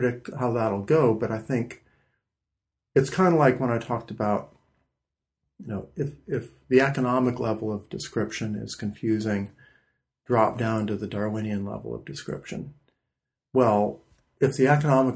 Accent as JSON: {"language": "English", "region": "Midwest", "country": "United States", "said": "I'm from the Midwest"}